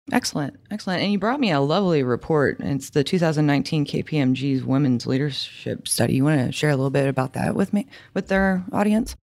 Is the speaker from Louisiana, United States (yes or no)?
yes; Louisiana, United States; I'm from Louisiana